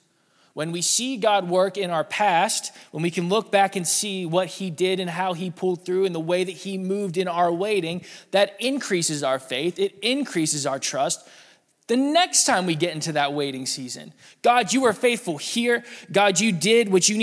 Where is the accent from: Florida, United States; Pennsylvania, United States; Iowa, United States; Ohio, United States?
Pennsylvania, United States; Pittsburgh; moved away as an adult; also born or lived in Chicago; When Lauren and I moved from Chicago back home to Pittsburgh